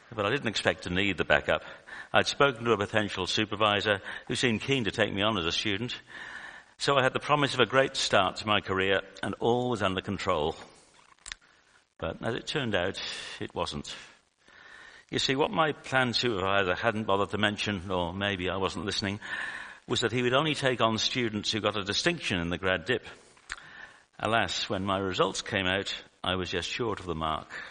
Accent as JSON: {"language": "English", "country": "United Kingdom", "moved": "as an adult", "lives_now": "Australia", "said": "from my accent that I'm from the UK"}